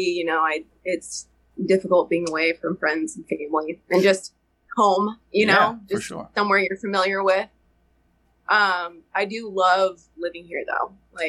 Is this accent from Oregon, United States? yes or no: yes; Portland, Oregon, United States; moved away as an adult; now in Boise, United States; So I currently live in Idaho, Boise area, but I was born and raised in Portland, Oregon. We moved here probably about a little over a year ago.